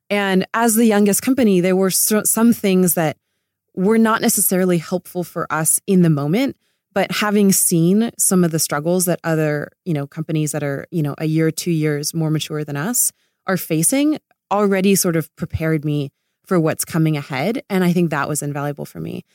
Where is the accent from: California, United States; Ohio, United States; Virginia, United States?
California, United States; Laguna Beach; I grew up in Laguna Beach